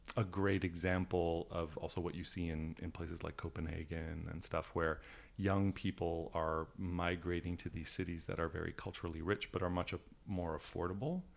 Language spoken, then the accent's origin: English; Canada; also born or lived in Italy; now in United States; the European side of my family and the fact that I grew up in Canada